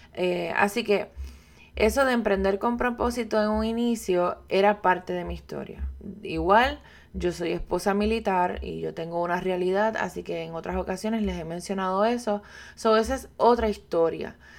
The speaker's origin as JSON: {"language": "Spanish", "country": "Puerto Rico", "said": "yo soy puertorriqueña"}